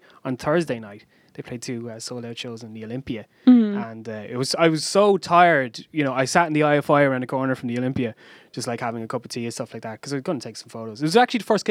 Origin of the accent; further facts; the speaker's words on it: Waterford, Munster, Ireland; moved away; my hometown of Waterford